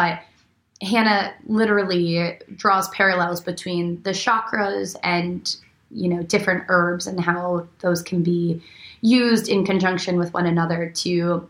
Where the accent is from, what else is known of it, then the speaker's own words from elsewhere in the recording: Arizona, United States; also born or lived in Buffalo, New York; now in Los Angeles, United States; I grew up, I was born in Buffalo, New York, grew up in Arizona, all around the States